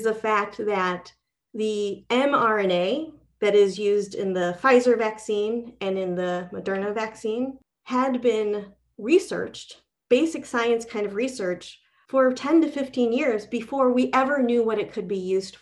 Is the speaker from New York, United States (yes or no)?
no; Michigan, United States; moved away; I was from Michigan